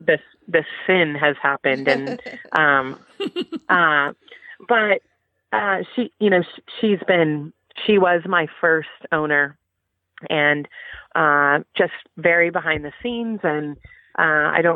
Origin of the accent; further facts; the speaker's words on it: California, United States; I grew up in California